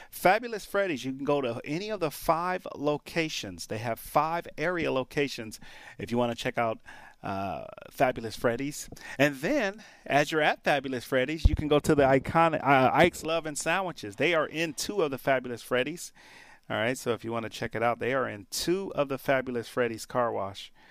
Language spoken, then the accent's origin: English; Detroit, Michigan, United States; I grew up in Motown. Mom's, mom and dad used to cook in the kitchen listening to Motown.